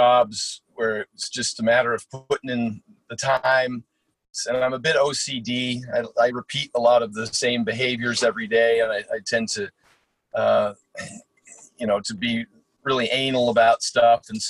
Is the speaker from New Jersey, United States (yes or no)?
no; Portland, Oregon, United States; also born or lived in Eugene, Oregon; born and raised in Portland, and then I went to school at the University of Oregon